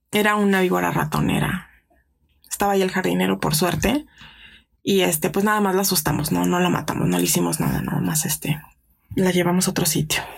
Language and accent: Spanish; Mexico City, Mexico; soy de aquí de la Ciudad de México